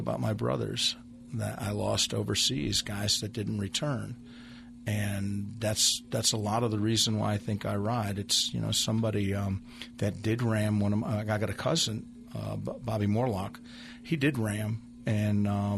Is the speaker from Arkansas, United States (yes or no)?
no; Connecticut, United States; moved away as an adult; now in Meridian, United States; I'm from Connecticut